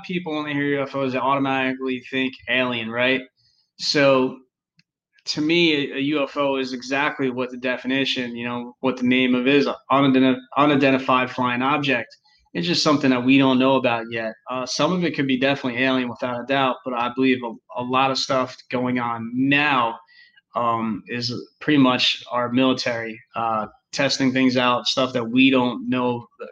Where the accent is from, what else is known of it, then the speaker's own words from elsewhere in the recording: New Jersey, United States; now in North Carolina, United States; we're from New Jersey. We live in North Carolina now, but we're originally from New Jersey